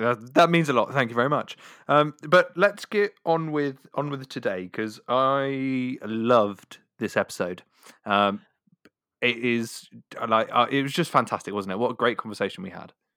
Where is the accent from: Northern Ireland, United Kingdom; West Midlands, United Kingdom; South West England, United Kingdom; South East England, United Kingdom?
South West England, United Kingdom; Devon; accent: Devonshire; my Devonshire accent